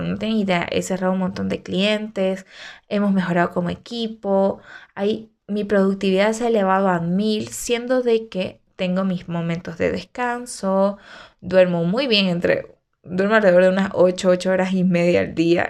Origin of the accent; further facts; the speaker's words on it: Santa Cruz de la Sierra, Santa Cruz, Bolivia; moved away as an adult; now in Cochabamba, Bolivia; yo todo mi movimiento es en Santa Cruz, ¿no? Entonces, nací allá y todo.